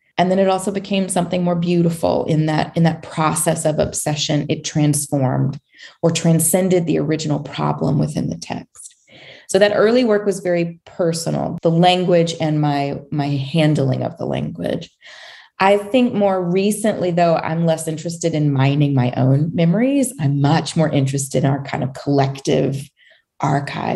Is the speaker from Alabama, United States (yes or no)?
yes; Montgomery, Alabama, United States; I grew up in Montgomery, Alabama